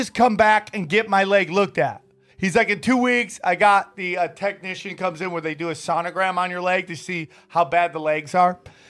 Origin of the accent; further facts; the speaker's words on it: upstate New York, United States; when I was growing up in upstate New York